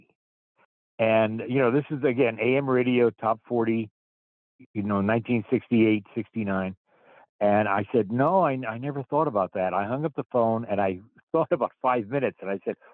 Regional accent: New Jersey, United States; moved away; I'm originally from New Jersey. I grew up in a little suburb of New York City, about 25 miles away

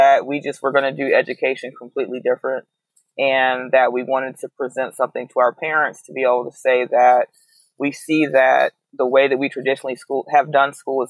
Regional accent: Atlanta, Georgia, United States; moved away as an adult; also born or lived in New Orleans, Louisiana; now in Birmingham, United States; I am originally from Atlanta, Georgia.

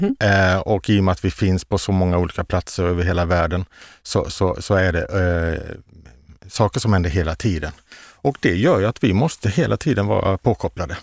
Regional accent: Karlskrona, Blekinge, Sweden; moved away; also born or lived in Västergötland; jag är ju från Blekinge, mm. Karlskrona

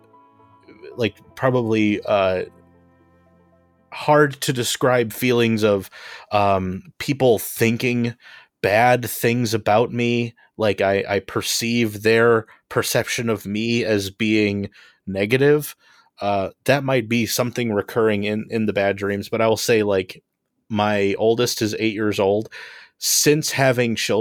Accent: Homewood, Illinois, United States; I am from Homewood, Illinois

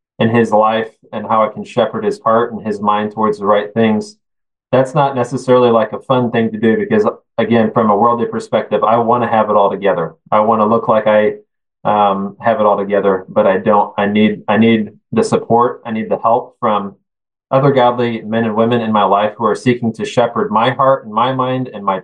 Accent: Kansas, United States; I'm the superintendent of my hometown school, Christian school. So it's fun to be back home, close to family

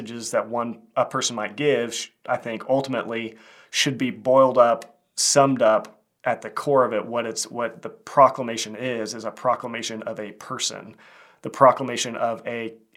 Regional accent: Kansas, United States; I'm a filmmaker from Kansas

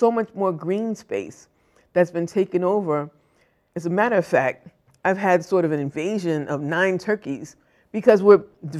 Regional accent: Boston, Massachusetts, United States; when I grew up in Roxbury, Dorchester, Mattapan, South End, there was a lot more green space.

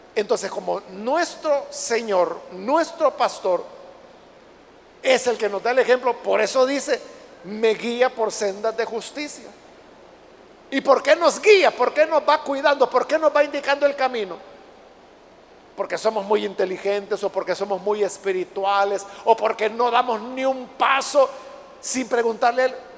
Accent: El Salvador; en nuestro país no hay desiertos

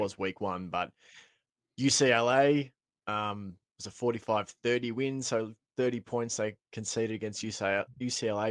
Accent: Australia; as an Aussie

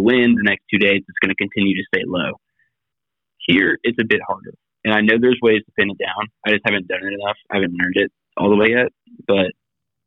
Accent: South Carolina, United States; moved away as an adult; now in St. Petersburg, United States; I'm from South Carolina

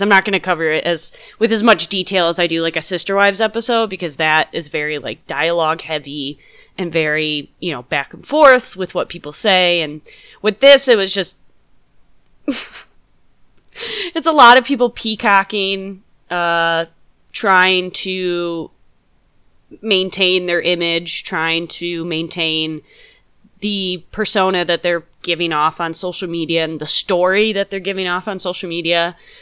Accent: Midwest, United States; accent: Midwest; I'm from the Midwest as well, so my Midwest accent has been coming out quite a bit

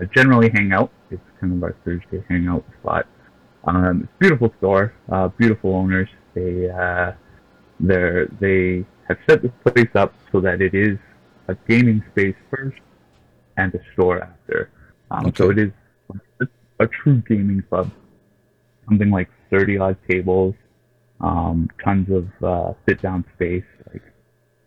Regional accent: Canada; we're all Canadian

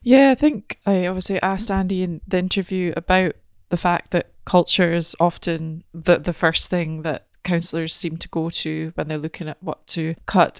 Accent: Aberdeen, Scotland, United Kingdom; I'm from Aberdeen

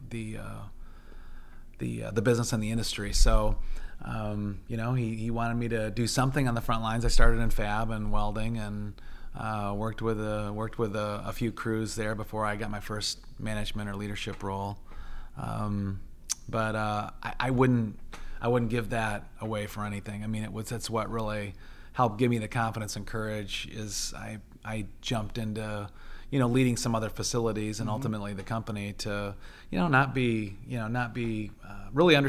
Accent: Alma, Central Michigan, United States; moved away as an adult; also born or lived in Oxford, Ohio / Goshen, Indiana; I grew up in Central Michigan. Family was all born and raised there, a little town called Elma, south of Mount Pleasant, north of Lansing

